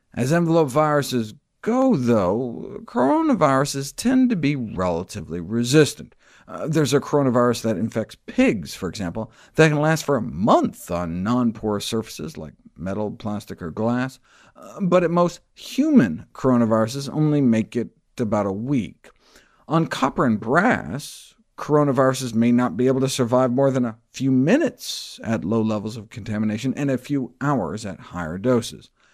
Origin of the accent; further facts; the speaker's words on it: Wyoming, United States; I grew up in Wyoming